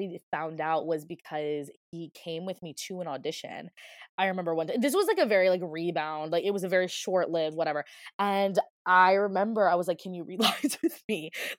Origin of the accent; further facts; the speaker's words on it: Virginia, United States; I grew up in Virginia. Like, I grew up in Virginia